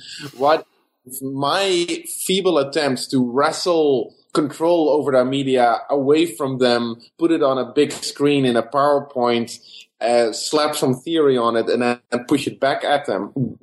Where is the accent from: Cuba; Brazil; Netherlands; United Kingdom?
Netherlands; moved away as an adult; also born or lived in South Africa / Los Angeles, United States; now in Bloomington, United States; I'm originally from the Netherlands